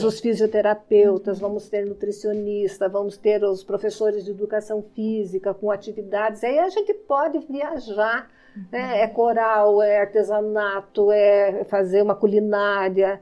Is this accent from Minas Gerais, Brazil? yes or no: no; Irati, Paraná, Brazil; Eu nasci já lá na Vila São João